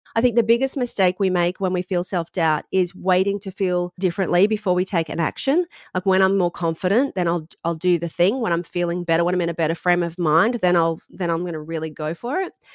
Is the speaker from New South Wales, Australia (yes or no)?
no; Sunshine Coast, Queensland, Australia; moved away as an adult; now in London, United Kingdom; I'm from the Sunshine Coast